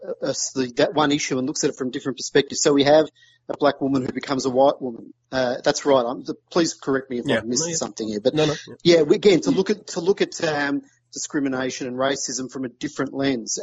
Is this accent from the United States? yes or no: no; Australia; I'm Australian